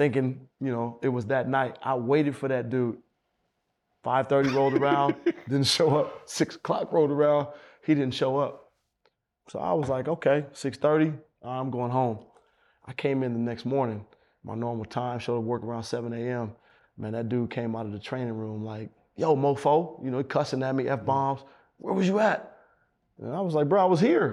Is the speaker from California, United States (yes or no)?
yes; Oakland, California, United States; I'm from Oakland.